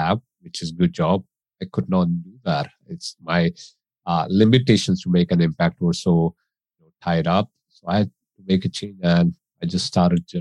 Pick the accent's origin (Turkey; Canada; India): India; moved away as an adult; also born or lived in United States; now in England, United Kingdom; I grew up in India as a child